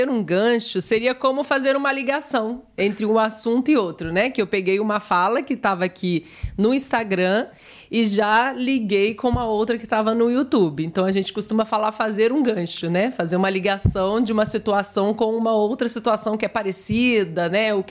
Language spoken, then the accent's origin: Portuguese; Mexico; Eu sou mexicano, mas minha equipe favorita foi o Brasil.